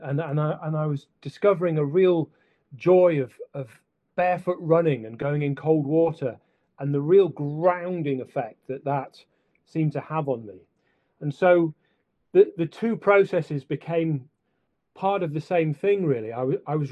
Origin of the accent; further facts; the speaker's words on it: Sheffield, Yorkshire and the Humber, United Kingdom; moved away; also born or lived in Scotland; when I was growing up in Sheffield, and then when I moved up to Scotland